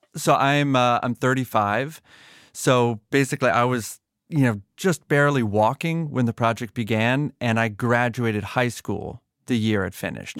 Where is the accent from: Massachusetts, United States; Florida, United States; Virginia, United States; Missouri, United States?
Massachusetts, United States; I grew up in Massachusetts, but not in Boston proper.